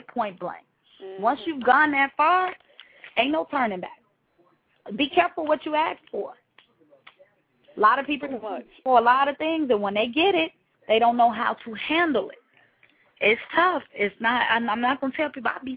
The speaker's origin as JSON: {"language": "English", "town": "Chicago", "region": "Illinois", "country": "United States", "tie": "born or raised there", "said": "I am from Chicago, born and raised"}